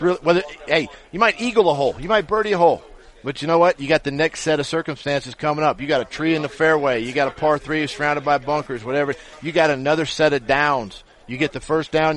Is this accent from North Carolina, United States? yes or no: no; Ferndale, Washington, United States; growing up in Washington State